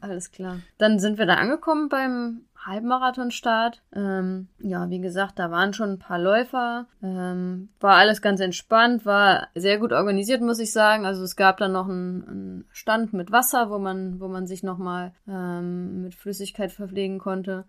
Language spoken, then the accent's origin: German; Xanten, North Rhine-Westphalia, Germany; now in Dresden, Germany; in meiner Heimat, also oder ganz nah an meiner Heimat dran. In Xanten bin ich zur Schule gegangen